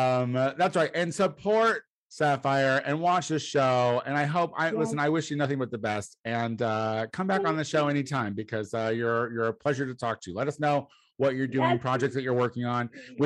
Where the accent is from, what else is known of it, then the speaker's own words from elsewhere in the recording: Central Illinois, United States; also born or lived in Chicago; I'm white trash from Central Illinois